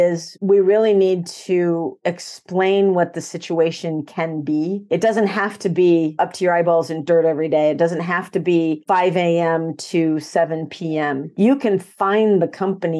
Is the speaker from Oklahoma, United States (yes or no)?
no; Nebraska, United States; I was actually born and raised in Nebraska on a farm